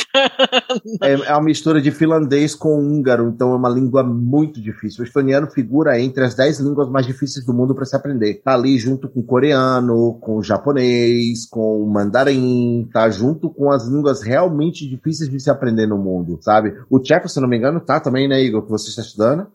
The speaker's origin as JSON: {"language": "Portuguese", "town": "Salvador", "region": "Bahia", "country": "Brazil", "tie": "born or raised there", "also_born_or_lived": "Barreiras, Bahia", "moved": "as an adult", "said": "Eu sou nascido e criado em Salvador, e aí no início de 2000, né, minha chegada à beira da idade adulta, me movi para Barreiras."}